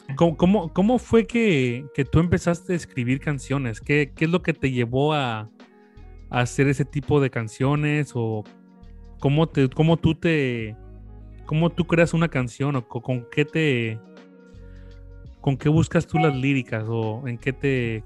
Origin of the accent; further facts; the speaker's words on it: Villahermosa, Tabasco, Mexico; nosotros somos de Tabasco, de Villahermosa, Tabasco